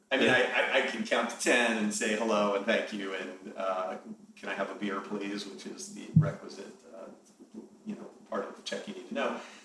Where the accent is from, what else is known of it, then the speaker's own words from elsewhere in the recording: New York City, New York, United States; So I grew up in Manhattan, and I went to private school, an all-boys private school in Manhattan called Browning.